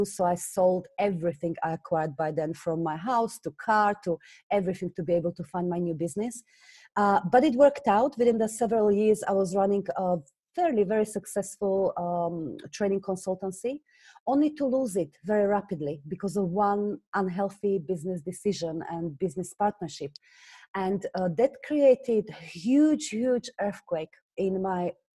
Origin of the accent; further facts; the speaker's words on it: Slovakia; English is a second language; moved away as an adult; now in London, United Kingdom; you hear from my accent, I originally come from Slovakia. I moved to England when I was just 19